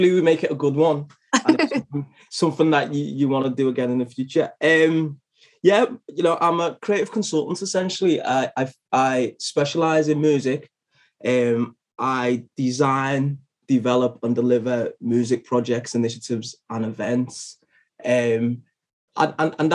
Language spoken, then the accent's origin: English; Liverpool, North West England, United Kingdom; I'm from Liverpool and based in Liverpool